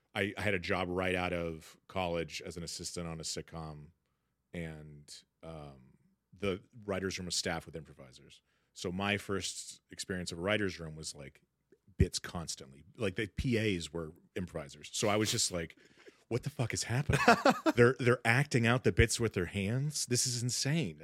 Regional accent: Sacramento, California, United States; moved away; I grew up in Sacramento, middle class family

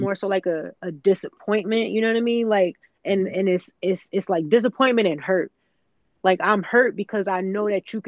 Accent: the South, United States; growing up in the South

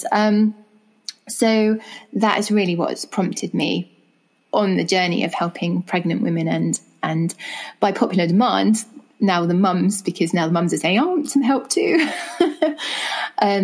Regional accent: England, United Kingdom; as you can tell from my accent, I'm from England.

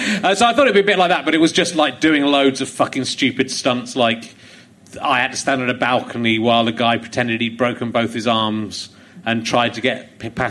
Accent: Yorkshire and the Humber, United Kingdom; born there; I was born near York. So

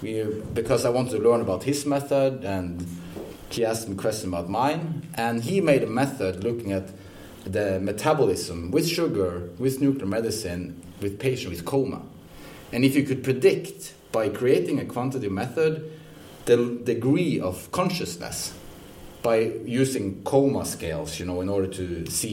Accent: Odense, Southern Denmark, Denmark; Well, I'm from Odense.

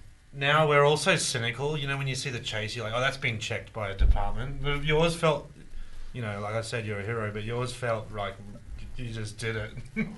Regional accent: Brisbane, Queensland, Australia; I'm from Brisbane.

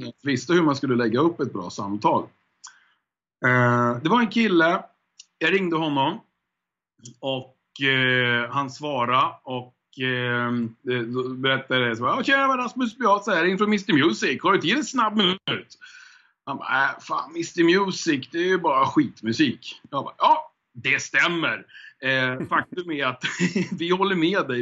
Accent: Hudiksvall, Gävleborg County, Sweden; now in Stockholm, Sweden; jag är född i Stockholm faktiskt. Och mm. sen mm. så flyttade jag upp till Hälsingland när jag var typ, jag kommer inte ihåg riktigt, men 6-7 någonstans där, kanske 8. Eh, ja, och då var det Hudiksvall som jag eh, växte upp i egentligen, Hälsingland.

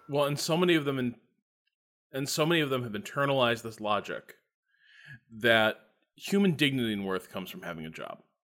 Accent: Northwest Indiana, United States; I grew up in Northwest Indiana

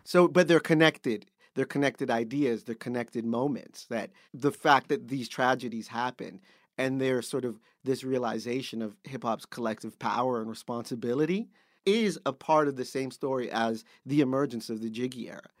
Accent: Canada; being Canadian

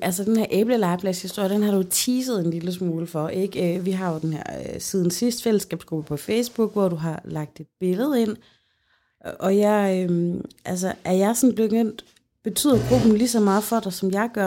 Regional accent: Central Denmark Region, Denmark; ude i Holme, hvor jeg kommer fra

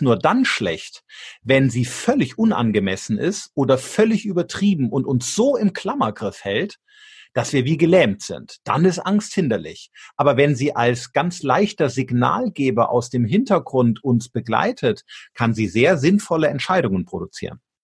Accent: Germany; wir als Deutsche

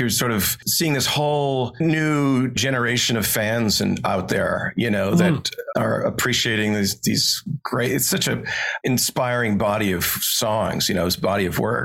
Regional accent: Montana, United States; I grew up here in Montana, basically no power running water, sort of off the grid is how I grew up.

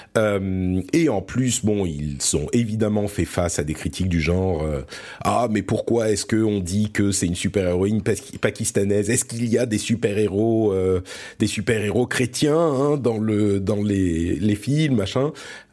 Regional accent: France; also born or lived in Lebanon; je suis né au Liban. et du coup, on a immigré en France quand j'étais tout petit

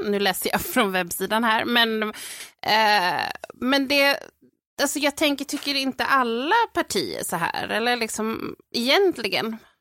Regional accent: Sweden; jag är ju född och uppväxt i Sverige

